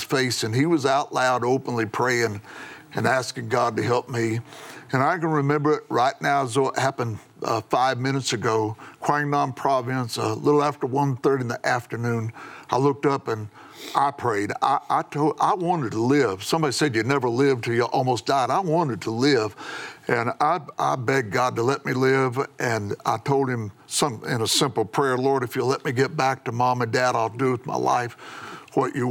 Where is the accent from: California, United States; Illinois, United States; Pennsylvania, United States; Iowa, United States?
Illinois, United States; McLeansboro; my hometown, McLeansboro, Illinois